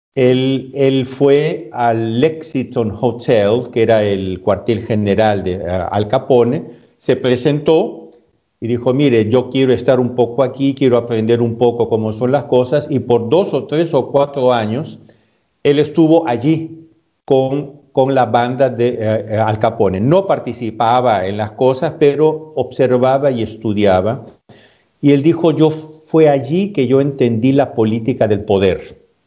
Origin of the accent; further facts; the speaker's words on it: Peru; also born or lived in Spain; now in Italy; Yo soy, yo soy peruano de, nacimiento